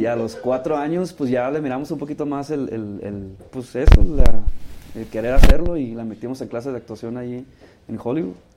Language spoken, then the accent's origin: Spanish; Ciudad Obregón, Sonora, Mexico; moved away as an adult; also born or lived in Sinaloa; now in Los Angeles, United States; crecí en Sonora